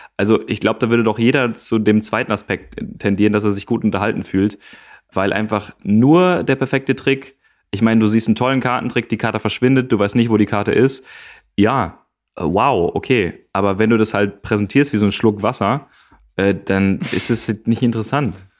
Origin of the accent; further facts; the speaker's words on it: Gevelsberg, North Rhine-Westphalia, Germany; in Gevelsberg. Das ist äh, meine Heimat.